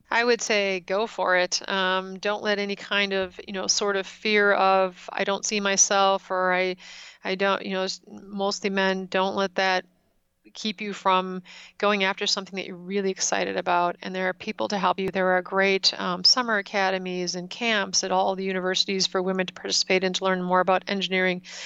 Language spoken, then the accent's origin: English; Wisconsin, United States; I did do most of my growing up in Wisconsin